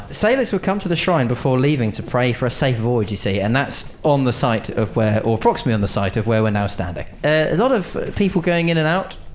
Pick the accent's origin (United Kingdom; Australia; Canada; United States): United Kingdom; Birmingham, West Midlands; born there; I was born in Birmingham.